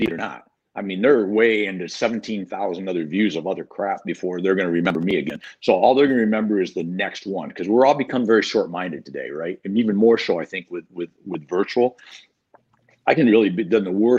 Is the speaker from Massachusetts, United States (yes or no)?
no; Michigan, United States; accent: mid-Michigan farmer boy, hillbilly; now in Florida, United States; growing up in Michigan, closer to Canada and closer to the UP sometimes